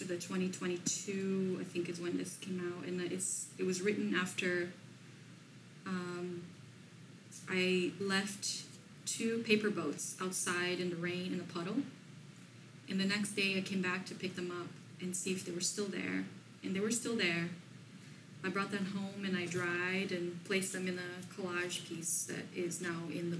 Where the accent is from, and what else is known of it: Brazil; English is a second language; moved away as an adult; now in Sierra Madre, United States